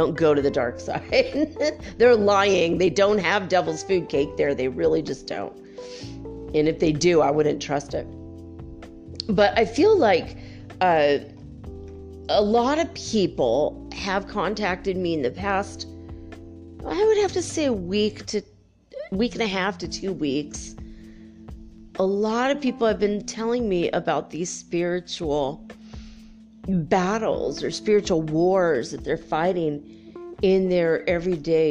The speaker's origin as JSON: {"language": "English", "region": "California", "country": "United States", "tie": "born or raised there", "also_born_or_lived": "North Dakota / Santa Barbara", "moved": "yes", "said": "I grew up in California and we all moved back east"}